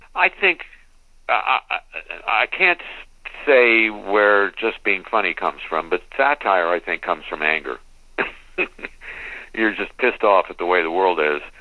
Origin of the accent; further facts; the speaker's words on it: West Coast, United States; I grew up on the West Coast